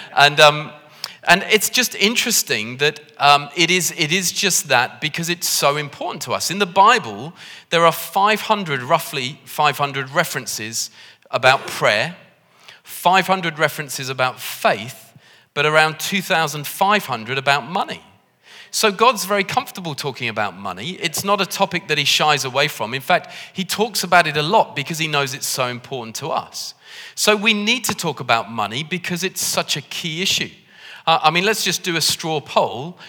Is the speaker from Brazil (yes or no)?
no; United Kingdom; we're British